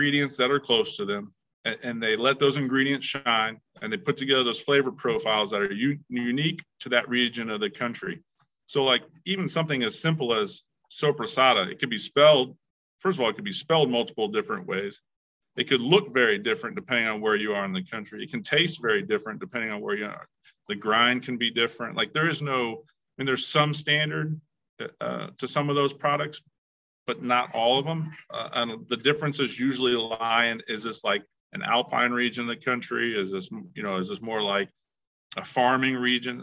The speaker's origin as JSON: {"language": "English", "region": "Indiana", "country": "United States", "tie": "born or raised there", "also_born_or_lived": "Chicago", "said": "I've grown up in Indiana all my life"}